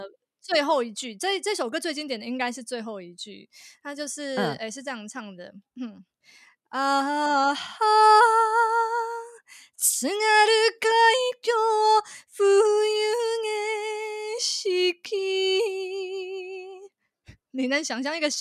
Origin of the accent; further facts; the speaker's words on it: Tainan, Taiwan; 因为我是台南人，然后呃，台南其实以前有那种地方电视台就会办歌唱比赛。